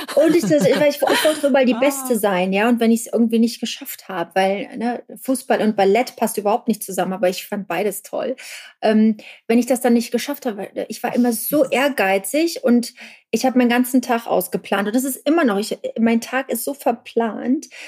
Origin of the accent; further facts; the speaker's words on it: Germany; ich bin in der DDR groß geworden